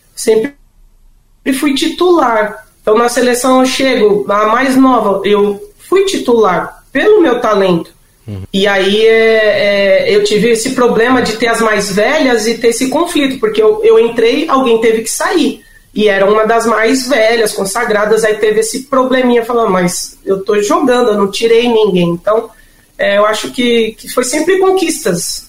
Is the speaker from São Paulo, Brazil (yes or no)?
yes; São Paulo, Brazil; eu e meu irmão nascemos em São Paulo